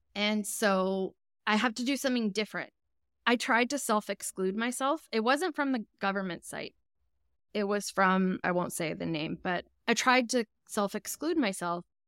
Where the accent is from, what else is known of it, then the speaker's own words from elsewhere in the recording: Edmonton, Alberta, Canada; I'm from Edmonton, Alberta.